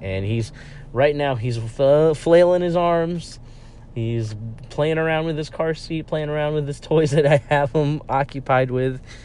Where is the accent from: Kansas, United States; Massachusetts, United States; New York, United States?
New York, United States; also born or lived in Villanova, Pennsylvania; I grew up in a culture where, uh, pizza was the end all be all of local cuisine. And so, I mean, I have my own hometown favorites